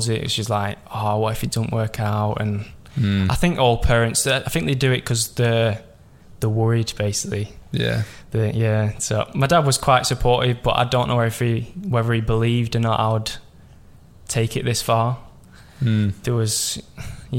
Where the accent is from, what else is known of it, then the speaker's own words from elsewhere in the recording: Preston, North West England, United Kingdom; So I'm from Preston. If you don't know where that's from, it's around Lancashire. So basically northwest